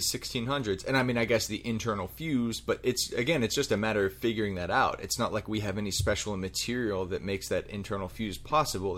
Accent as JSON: {"language": "English", "town": "Pittsburgh", "region": "Pennsylvania", "country": "United States", "tie": "born or raised there", "said": "growing up in Pittsburgh, the main firework company there is called Zambelli Fireworks"}